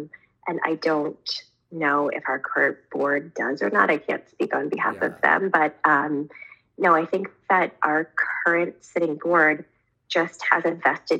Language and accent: English; Indian River, Delaware, United States; I'm an Indian River girl married to a Central boy